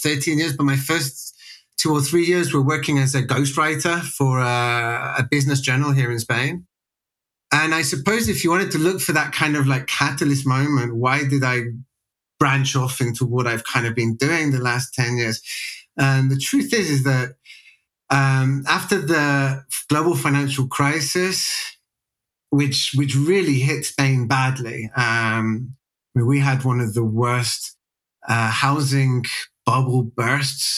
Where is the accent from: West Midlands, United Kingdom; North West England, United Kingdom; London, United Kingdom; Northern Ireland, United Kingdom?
West Midlands, United Kingdom; also born or lived in Sheffield; I'm British born and bred, grew up in an area of England called the West Midlands, which is about 40 miles south of Birmingham